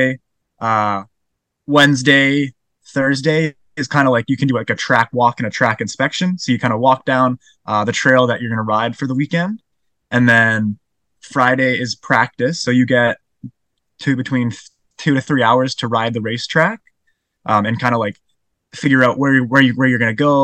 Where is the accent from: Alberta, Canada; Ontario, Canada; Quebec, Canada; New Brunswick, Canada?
Alberta, Canada; Calgary; now in Squamish, Canada; I was born and raised in Calgary